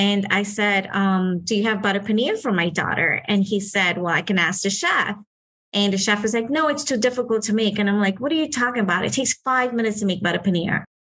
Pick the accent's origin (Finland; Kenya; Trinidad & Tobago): Trinidad & Tobago; now in Miami, United States; So I'm a local from Miami, migrating from Trinidad